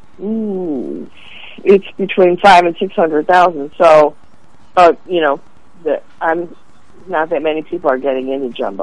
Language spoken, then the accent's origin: English; Chicago, Illinois, United States; I'm from Chicago.